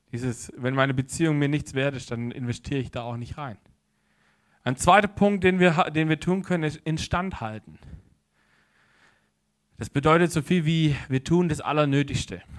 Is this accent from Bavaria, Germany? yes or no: no; Baden-Württemberg, Germany; weil ich komme ja aus der Ecke, also hinter Stuttgart her, so vom Zeilenspitzen der Schwäbischen Alb, wie man so schön sagt